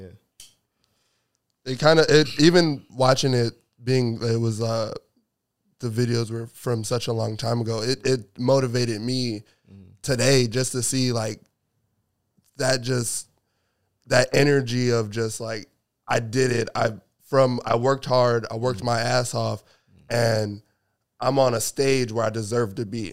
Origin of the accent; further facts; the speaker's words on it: New York, United States; now in Seattle, United States; I'm originally from New York